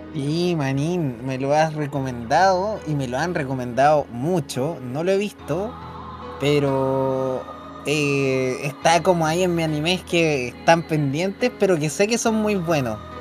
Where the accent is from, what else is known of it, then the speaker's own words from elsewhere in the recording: Chile; acá donde somos nosotros